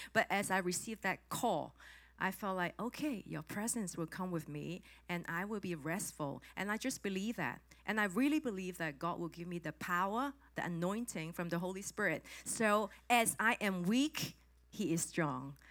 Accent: Hong Kong; English is a second language; I'm from Hong Kong

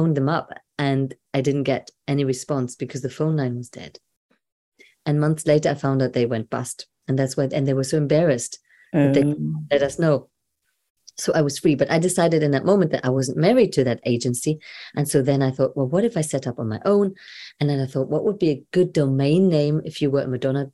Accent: Germany; moved away; also born or lived in Brighton; I'm a girl from Germany

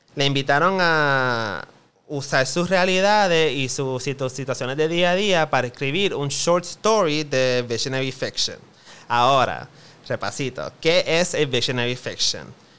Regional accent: Puerto Rico; Como gente boricua

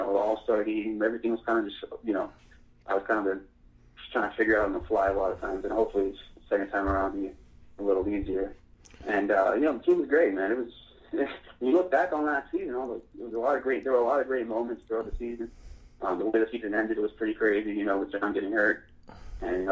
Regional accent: Worcester, Massachusetts, United States; moved away; growing up in Massachusetts

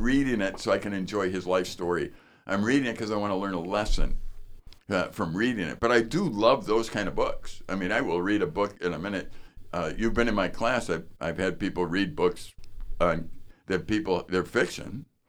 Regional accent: northern Wisconsin, United States; I'm from northern Wisconsin.

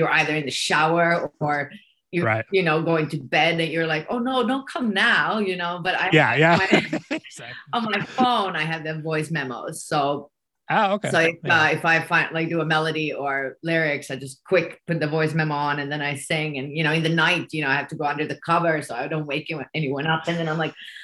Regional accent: Finland; accent: Finnish English; first language Swedish; English is a second language; Swedish is my first language. Yeah, I'm Finnish-Swedish.

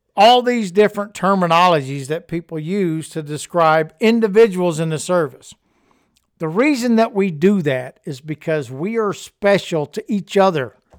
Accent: Louisiana, United States; accent: Cajun; I was from Louisiana and I had a Cajun accent.

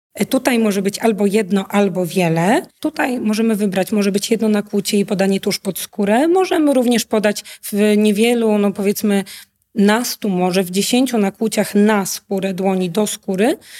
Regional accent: Poland; also born or lived in Łódź

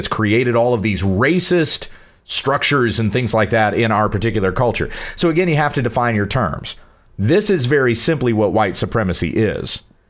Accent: United States; I'm an American.

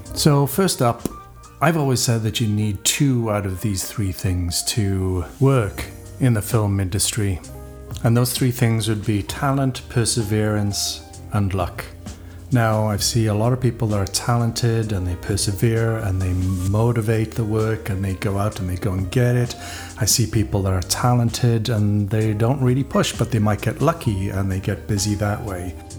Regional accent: Wales, United Kingdom; when I was growing up in Wales, I knew musicians

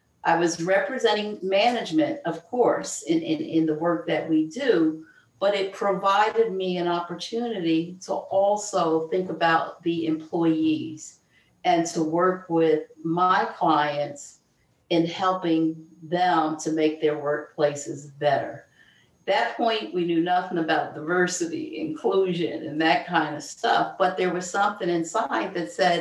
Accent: Philadelphia, Pennsylvania, United States; I grew up in South Philadelphia to a single mom

